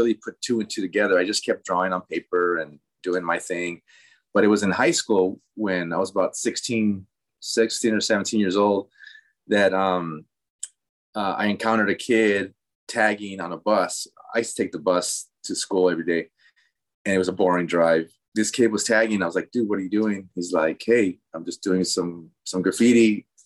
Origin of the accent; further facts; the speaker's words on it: Los Angeles, California, United States; first language Spanish; English is a second language; So I'm first generation born in East LA. My parents were both from Mexico. So I grew up, you know, born and raised in LA and grew up knowing Spanish as my first language